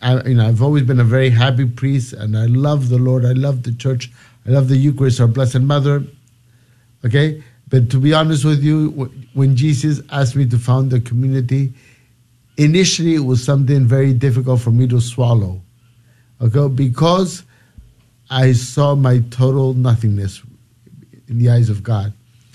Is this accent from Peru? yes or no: yes; Lima, Peru; also born or lived in United States; I'm from Peru, from Lima, Peru. I'm, even though I lived many years in the United States because of my father's job